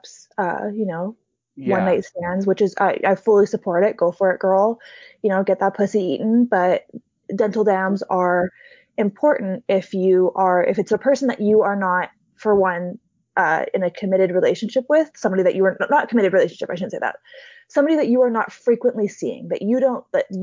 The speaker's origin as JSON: {"language": "English", "region": "Hawaii", "country": "United States", "tie": "born or raised there", "said": "I grew up in Hawaii, which is one of the top progressive states in the States"}